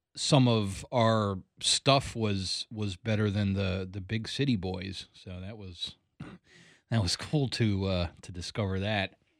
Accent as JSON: {"language": "English", "town": "Columbia", "region": "Maryland", "country": "United States", "tie": "born or raised there", "moved": "as an adult", "lives_now": "Greencastle, Pennsylvania, United States", "said": "I grew up in Columbia, Maryland. I lived there from the age of nine until the age of twenty-three."}